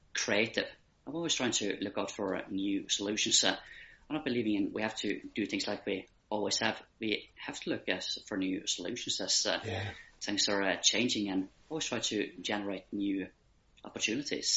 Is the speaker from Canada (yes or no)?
no; Ireland; accent: Irish twang as well as the Norwegian accent; also born or lived in Bergen, Norway; I'm always saying I'm Norwegian born, but Irish raised. So I'm from Bergen in Western Norway, but I've been living in Ireland for many years now